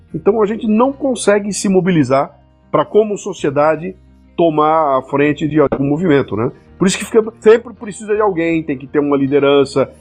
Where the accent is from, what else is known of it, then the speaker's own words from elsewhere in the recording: Brazil; Eu, como brasileiro